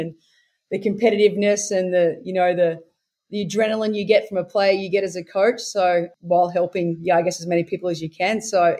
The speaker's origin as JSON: {"language": "English", "town": "Wollongong", "region": "New South Wales", "country": "Australia", "tie": "born or raised there", "said": "So I grew up in Wollongong and then I guess played state stuff with New South Wales Country throughout my juniors."}